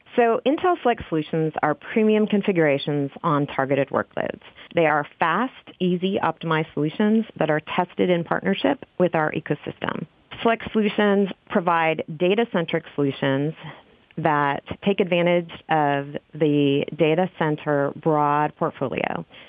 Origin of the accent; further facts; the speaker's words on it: Texas, United States; now in Oregon, United States; I am originally from Texas, and we are up here now in Oregon